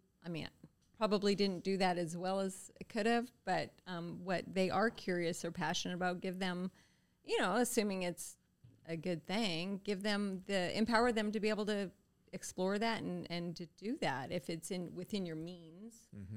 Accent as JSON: {"language": "English", "country": "Canada", "said": "I think being Canadian without cable might have been a lot like being Amish."}